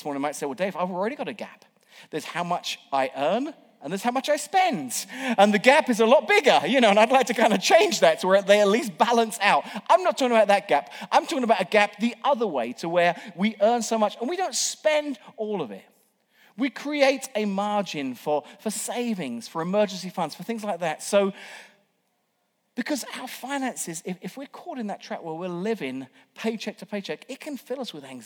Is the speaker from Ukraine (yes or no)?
no; England, United Kingdom; moved away as an adult; now in United States; an Englishman who was here working on a temporary visa